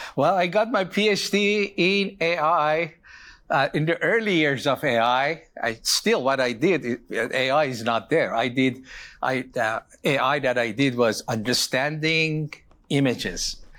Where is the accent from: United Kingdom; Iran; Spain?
Iran; moved away; I was born in Iran.